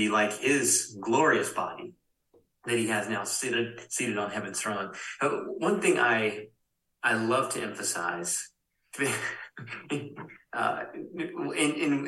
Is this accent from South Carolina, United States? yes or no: yes; Spartanburg, South Carolina, United States; Growing up in Spartanburg, South Carolina